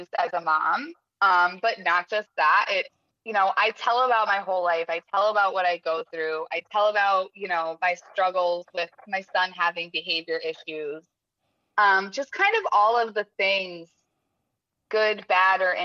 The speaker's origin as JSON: {"language": "English", "region": "Connecticut", "country": "United States", "tie": "born or raised there", "also_born_or_lived": "California", "moved": "yes", "said": "I grew up in Connecticut"}